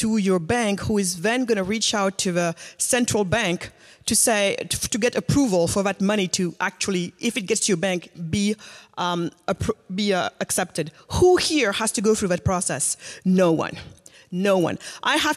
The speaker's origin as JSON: {"language": "English", "country": "Senegal", "said": "I'm originally from Senegal"}